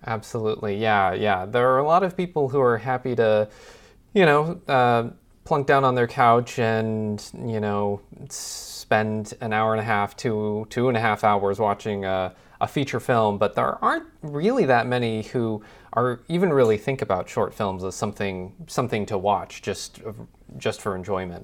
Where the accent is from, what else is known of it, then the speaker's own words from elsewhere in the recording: Midwest, United States; being a sort of Midwest boy myself